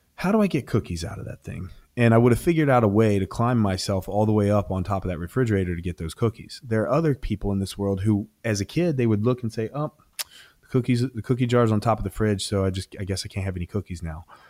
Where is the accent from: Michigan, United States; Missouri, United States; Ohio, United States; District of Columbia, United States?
Ohio, United States; moved away; Columbus, Ohio. So I was, I was competing in my home state at the time.